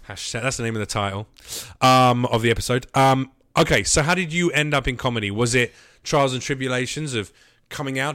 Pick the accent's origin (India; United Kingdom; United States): United Kingdom; London; I am a Londoner